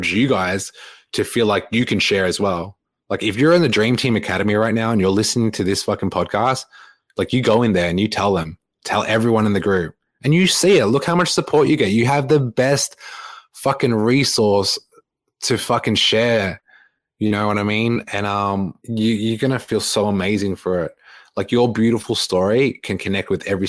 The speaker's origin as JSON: {"language": "English", "town": "Melbourne", "region": "Victoria", "country": "Australia", "tie": "born or raised there", "moved": "yes", "said": "coming back to my hometown of Melbourne"}